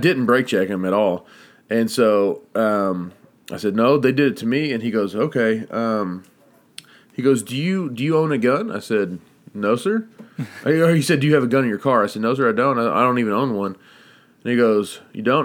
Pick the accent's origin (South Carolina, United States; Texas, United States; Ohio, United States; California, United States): Texas, United States; I'm Texan